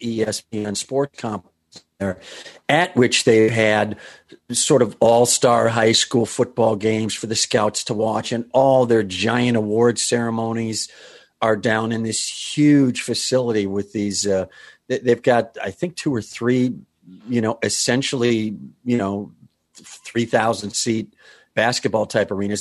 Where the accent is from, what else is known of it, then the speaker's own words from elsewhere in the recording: Rust Belt, United States; I grew up in the Rust Belt with rusties